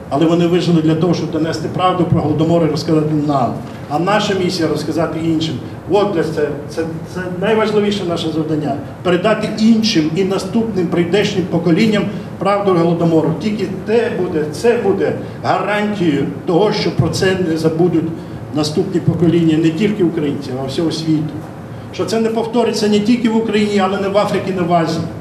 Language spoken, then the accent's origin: English; Ukraine; first language Ukrainian; English is a second language